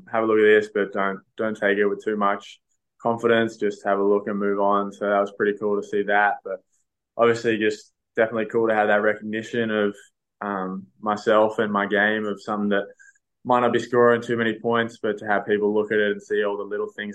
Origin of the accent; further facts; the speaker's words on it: Canberra, Australian Capital Territory, Australia; now in Sydney, Australia; growing up in Canberra and being around the academy